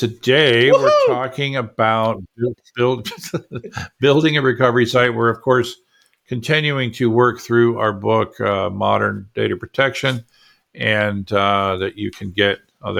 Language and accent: English; Florida, United States; I grew up in Florida.